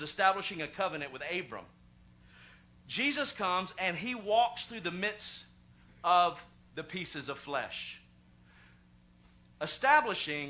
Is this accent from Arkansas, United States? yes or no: yes; Arkansas, United States; I was born in Arkansas